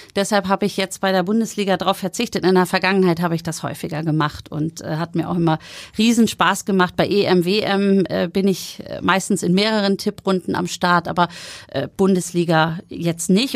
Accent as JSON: {"language": "German", "region": "Schleswig-Holstein", "country": "Germany", "tie": "born or raised there", "moved": "as an adult", "lives_now": "Hamburg, Germany", "said": "Meine Eltern wohnen ja immer noch in Bargteheide. Ich bin in Schleswig-Holstein aufgewachsen"}